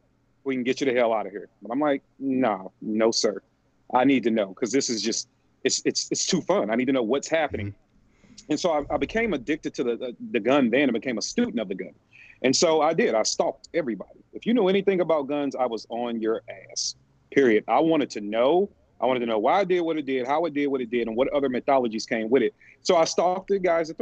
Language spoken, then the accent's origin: English; St. Louis, Missouri, United States; I'm from St. Louis, Missouri.